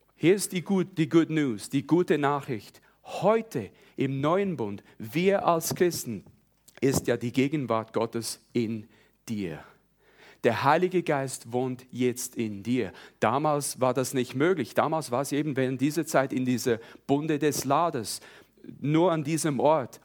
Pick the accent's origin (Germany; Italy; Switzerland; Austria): Switzerland; moved away as an adult; now in South Carolina, United States; ihr hört es ja sicher schon ein bisschen, also ich bin Schweizer, in der Schweiz aufgewachsen, aber ich wohne seit 20 Jahren in den Staaten